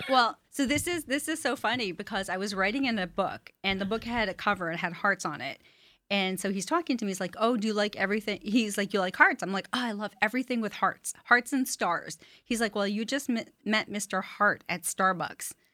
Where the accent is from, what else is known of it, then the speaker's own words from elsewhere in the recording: Montreal, Quebec, Canada; moved away as an adult; now in United States; I'm originally from Montreal, Canada.